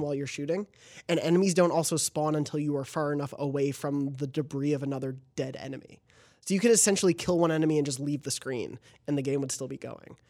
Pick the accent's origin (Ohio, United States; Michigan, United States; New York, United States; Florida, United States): New York, United States; moved away; we're both from New York